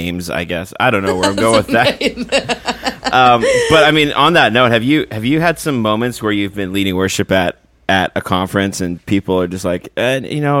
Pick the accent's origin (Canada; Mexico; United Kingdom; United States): Canada; we're from Canada, and now two or three of us live in the States